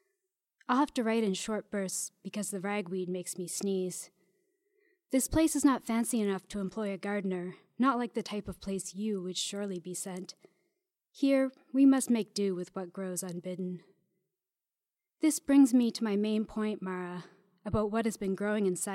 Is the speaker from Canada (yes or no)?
yes; Fredericton, New Brunswick, Canada; moved away as an adult; also born or lived in Victoria / Toronto; now in Montreal, Canada; I'm originally from Fredericton, New Brunswick, but I've been here for about 11 years.